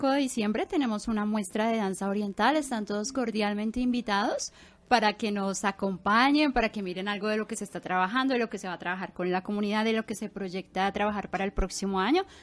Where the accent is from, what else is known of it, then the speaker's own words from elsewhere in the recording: Colombia; moved away as an adult; now in Mexico; provengo de Colombia.